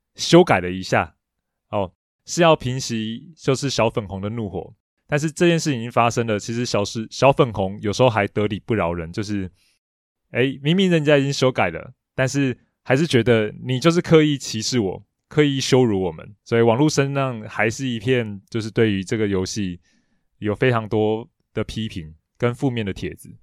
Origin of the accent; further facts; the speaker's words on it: Taiwan; 我们台湾人